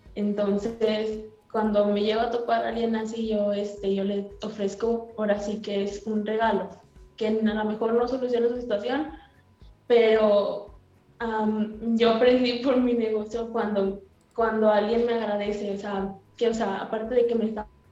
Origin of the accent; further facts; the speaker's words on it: Nuevo Laredo, Tamaulipas, Mexico; soy de Nuevo Laredo, México